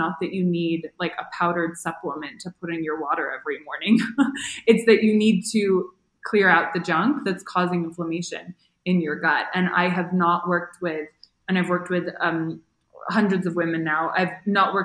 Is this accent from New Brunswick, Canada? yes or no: no; Toronto, Ontario, Canada; moved away as an adult; now in Mexico; I'm from Toronto and it's really cold in the winter